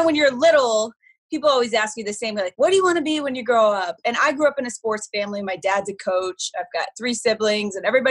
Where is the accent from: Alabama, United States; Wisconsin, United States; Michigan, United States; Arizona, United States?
Arizona, United States; Phoenix; I grew up in Phoenix in the heyday of the Suns